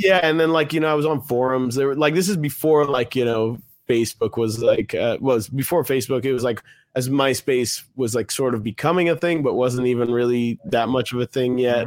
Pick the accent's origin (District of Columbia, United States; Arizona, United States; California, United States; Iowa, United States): District of Columbia, United States; Washington; I was born in Washington, D C